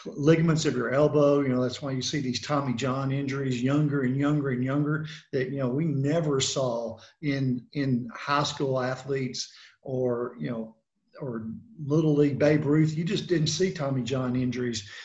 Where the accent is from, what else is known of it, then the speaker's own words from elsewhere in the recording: Memphis, Tennessee, United States; also born or lived in Knoxville, Tennessee / Charlotte, North Carolina; now in Columbia, Tennessee, United States; I'm originally from Memphis, Tennessee